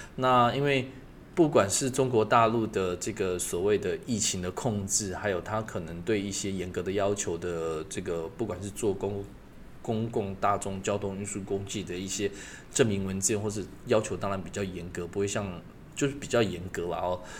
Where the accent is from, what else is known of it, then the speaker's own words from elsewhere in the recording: Taiwan; 我们台湾人的应景精神